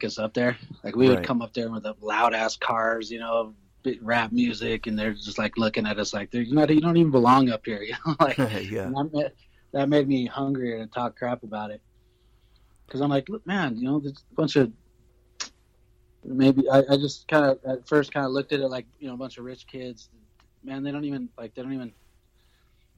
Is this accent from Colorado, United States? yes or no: yes; Denver, Colorado, United States; I'm from Denver.